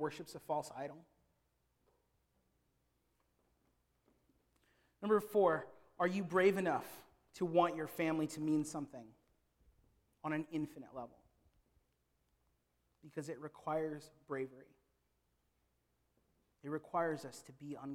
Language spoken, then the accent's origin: English; Philippines; I am a Filipino